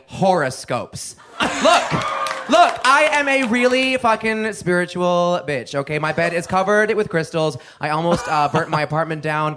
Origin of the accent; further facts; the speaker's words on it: Dallas, Texas, United States; born there; I respond, I was born in Dallas, but they stop me.